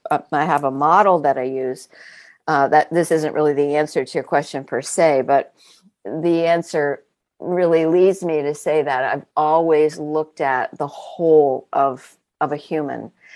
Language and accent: English; Vermont, United States; also born or lived in New York City area; I was born outside of New York City, uh, so extremely urban origins, and then grew up in a very rural environment in the state of Vermont